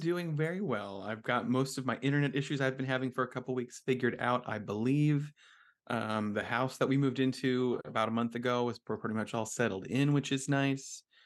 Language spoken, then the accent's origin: English; New Jersey, United States; now in Philadelphia, United States; I am from New Jersey